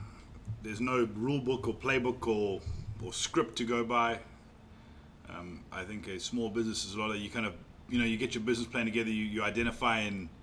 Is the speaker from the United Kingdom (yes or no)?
no; South Africa; also born or lived in Mauritius; now in North Carolina, United States; I was born in Mauritius, grew up in South Africa, and I've been fortunate to call North Carolina home for 20 years now.